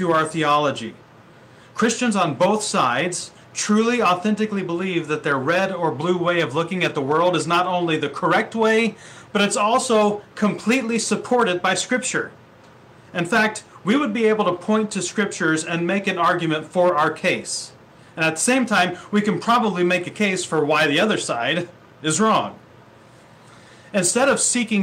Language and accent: English; Ohio, United States; moved away as an adult; now in Vancouver, Washington, United States; I grew up in the Midwest in Ohio